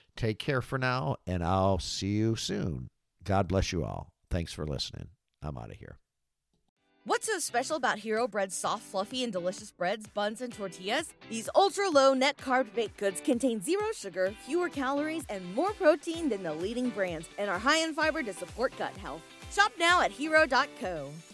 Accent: Michigan, United States; moved away as an adult; also born or lived in Florida; back home to my home state here of Michigan

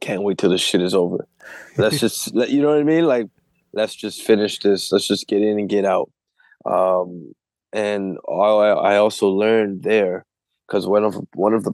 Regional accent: Canada; I'm from Canada

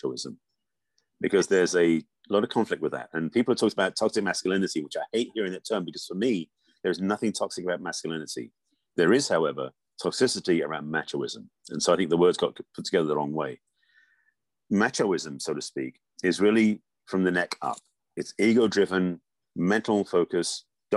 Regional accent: England, United Kingdom; moved away; I grew up in England

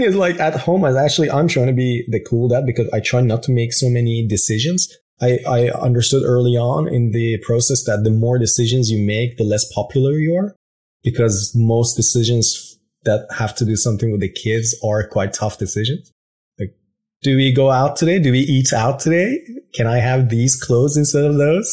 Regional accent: Iran; moved away as an adult; raised in Iran. Yeah, exactly. Until I was about 21

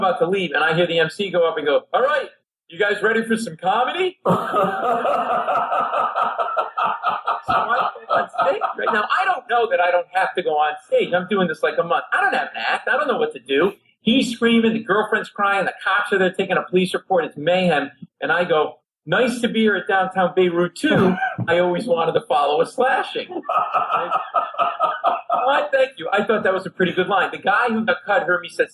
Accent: Rhode Island, United States; moved away; also born or lived in Providence, Rhode Island; I grew up Italian family in Rhode Island

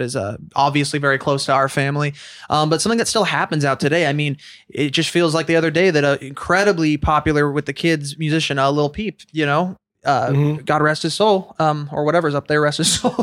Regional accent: San Diego, California, United States; I grew up in San Diego

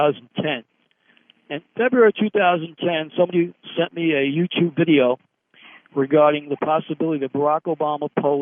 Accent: United States; I'm American

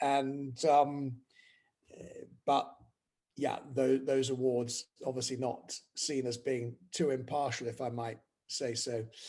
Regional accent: United Kingdom; now in France; And yet it's only, you know, as a Brit, 26 miles from Dover, but everything about it is completely different.

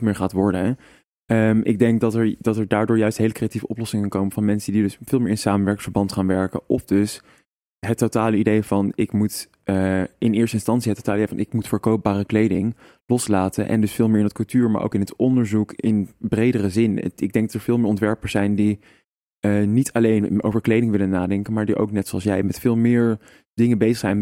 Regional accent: Amsterdam, North Holland, Netherlands; moved away; also born or lived in Arnhem; ik ben toch een Amsterdammer en iedereen kent mij hier

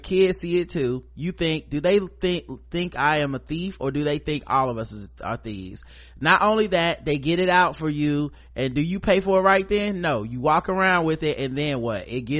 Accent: Jamaica; not least because as Jamaican, I know the reggae category is going to go to either a white reggae act or whichever … Offspring had a project that year.

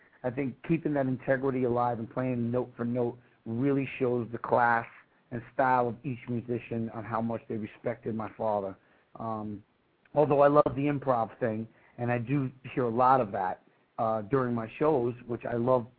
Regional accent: New York City, New York, United States; being born and raised in New York City

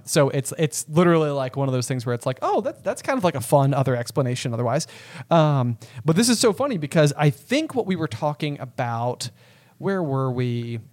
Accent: United States; as an American

